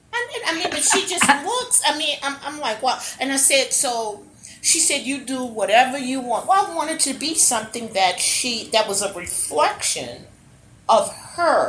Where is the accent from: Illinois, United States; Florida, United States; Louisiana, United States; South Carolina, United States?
Louisiana, United States; New Orleans; now in Texas, United States; I'm from New Orleans